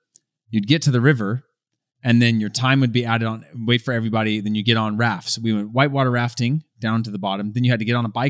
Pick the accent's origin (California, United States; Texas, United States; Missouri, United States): California, United States; at least for me growing up in California, you learned how to swim, you were in water, we had rivers